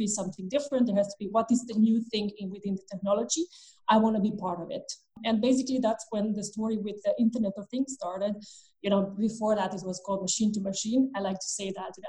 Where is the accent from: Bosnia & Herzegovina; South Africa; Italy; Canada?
Bosnia & Herzegovina; moved away as an adult; now in Vienna, Austria; I moved from Bosnia and Herzegovina, which is our home country. I moved to Vienna, beautiful Vienna, Austria